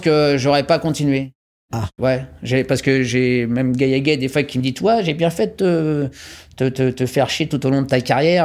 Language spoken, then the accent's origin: French; France; je suis français